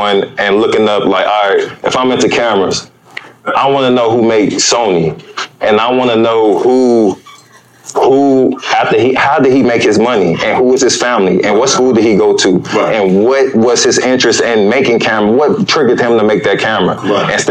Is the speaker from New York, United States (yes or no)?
no; Chicago, Illinois, United States; I'm from Chicago. It's kind of south.